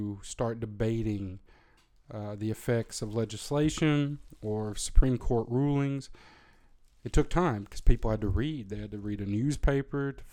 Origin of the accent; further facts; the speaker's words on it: Tennessee, United States; moved away; I'm born and bred in Tennessee. I'm a redneck myself, a reformed redneck